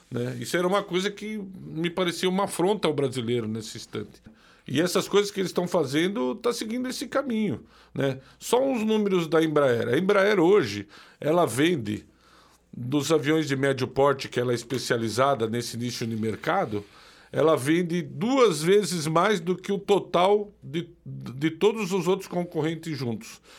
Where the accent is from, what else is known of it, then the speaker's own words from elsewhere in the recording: Paraná, Brazil; Lembrando que as geradoras de energia que foram vendidas no Paraná, o estado de onde eu vim foram vendidas para a Tractbel